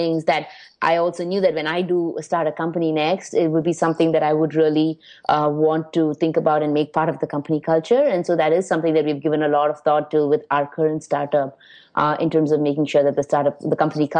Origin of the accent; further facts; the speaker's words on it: India; now in New York, United States; being Indian